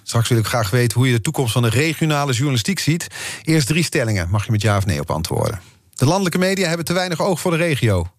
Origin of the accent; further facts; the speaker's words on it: near Eindhoven, North Brabant, Netherlands; ik kom uit de buurt van Eindhoven